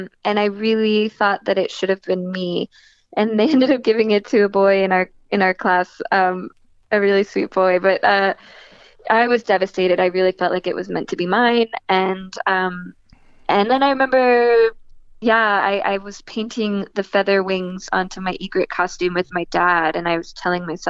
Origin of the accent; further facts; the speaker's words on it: New Jersey, United States; I was born and raised in New Jersey